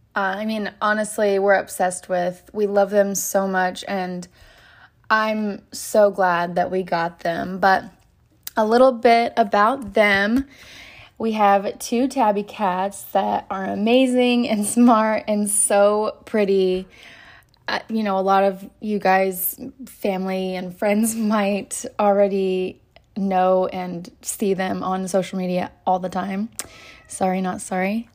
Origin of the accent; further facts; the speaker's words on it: Oklahoma, United States; moved away; I'm originally from Oklahoma, where I have a lot of family